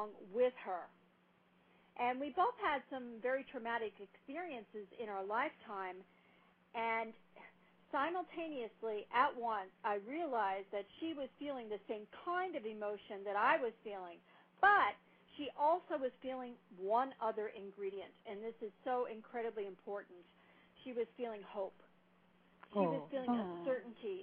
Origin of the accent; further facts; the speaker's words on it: New York, United States; I grew up in New York.